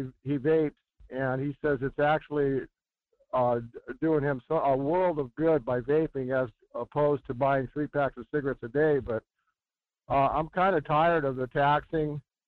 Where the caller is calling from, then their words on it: Fairbanks, Alaska, United States; here in Fairbanks driving down Chena Pump.